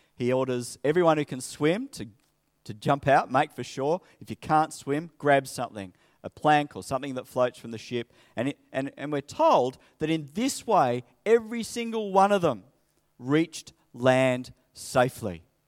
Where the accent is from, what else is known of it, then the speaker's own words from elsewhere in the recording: Sydney, New South Wales, Australia; moved away as an adult; also born or lived in Coffs Harbour; I grew up in Sydney.